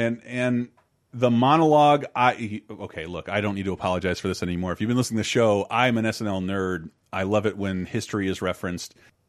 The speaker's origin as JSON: {"language": "English", "region": "the South", "country": "United States", "tie": "born or raised there", "said": "I'm growing up in the South"}